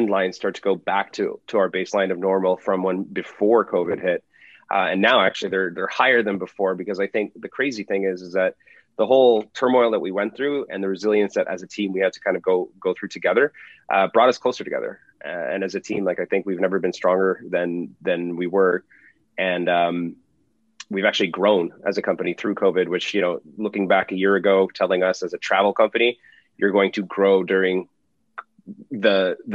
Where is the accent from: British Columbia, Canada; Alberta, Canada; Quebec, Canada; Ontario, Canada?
Ontario, Canada; Toronto; Born and raised in Toronto.